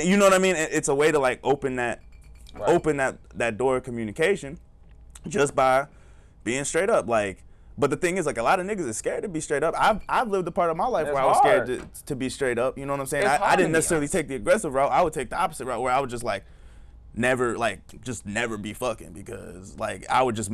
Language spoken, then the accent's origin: English; the South, United States; I was raised in the South.